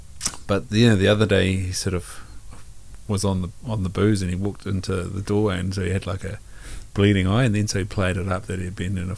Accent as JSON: {"language": "English", "town": "Invercargill", "region": "Southland", "country": "New Zealand", "tie": "born or raised there", "also_born_or_lived": "Waikato / Hawke's Bay / Australia", "moved": "yes", "lives_now": "Tokoroa, New Zealand", "said": "growing up in Invercargill, and now living in Tokoroa"}